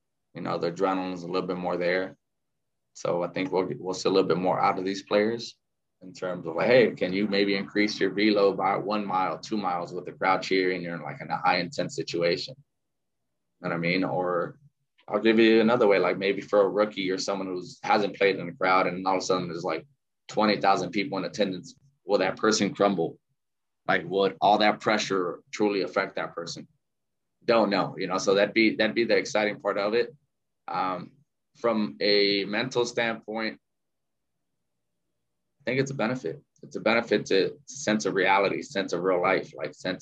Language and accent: English; South Gate, California, United States; moved away as an adult; also born or lived in Arizona; now in San Francisco, United States; I grew up in Southgate. So it's right next to Watts and Downey.